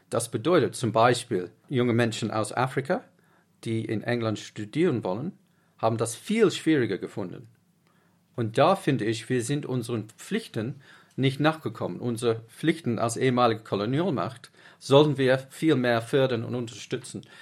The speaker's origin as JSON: {"language": "German", "country": "Uganda", "tie": "born there", "said": "ich bin in Uganda geboren und mein Vater hat immer im Ausland gearbeitet"}